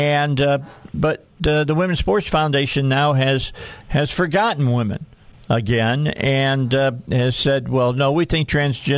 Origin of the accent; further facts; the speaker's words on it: outside of Chicago, Illinois, United States; moved away as an adult; now in Arkansas, United States; I grew up outside of Chicago